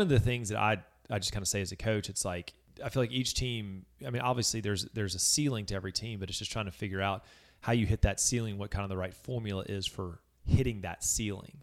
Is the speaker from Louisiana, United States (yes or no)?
yes; Baton Rouge, Louisiana, United States; moved away as an adult; also born or lived in Mississippi; now in Hernando, United States; I grew up in Baton Rouge, Louisiana